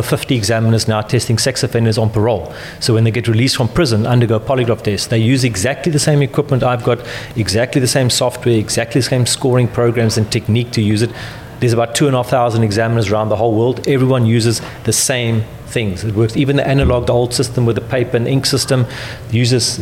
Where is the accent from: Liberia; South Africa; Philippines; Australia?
South Africa; now in United Kingdom; So I'm from South Africa